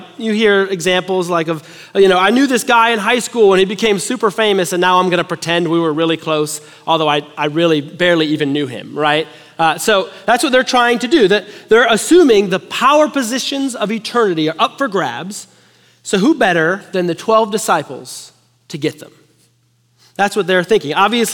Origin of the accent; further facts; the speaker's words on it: Chicago, Illinois, United States; now in Texas, United States; I'm from Chicago. We love hockey